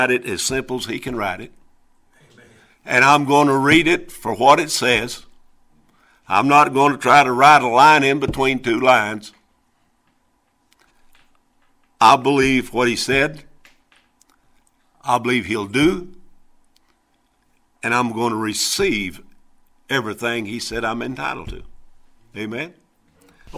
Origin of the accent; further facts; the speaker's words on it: Missouri, United States; I was born and raised down in Missouri, right in the middle of a cotton field